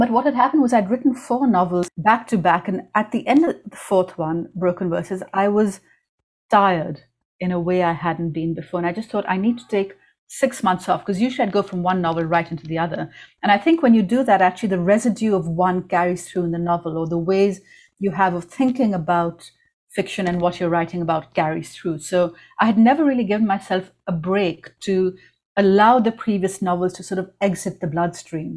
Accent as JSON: {"language": "English", "town": "Karachi", "region": "Sindh", "country": "Pakistan", "tie": "born or raised there", "said": "I was growing up in the Zia years in Pakistan"}